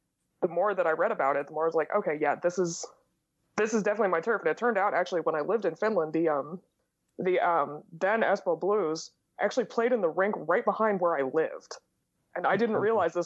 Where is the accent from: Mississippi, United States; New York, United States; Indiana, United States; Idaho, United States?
Indiana, United States; So I'm from Indiana. I grew up in a college town in Indiana, and I live in the biggest city in our state now.